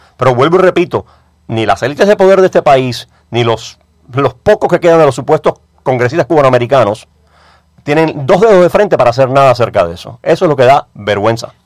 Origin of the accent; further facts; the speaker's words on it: Cuba; moved away; nosotros los cubanos